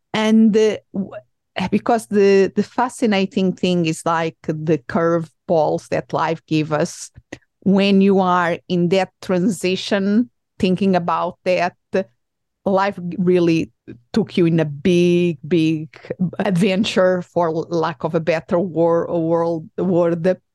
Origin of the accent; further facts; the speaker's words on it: Portugal; English is a second language; now in United States; I am originally from Portugal.